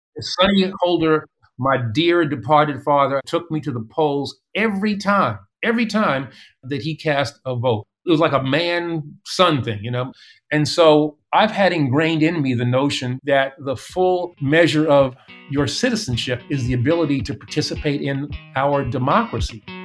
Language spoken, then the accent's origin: English; New York City, New York, United States; growing up in East Elmhurst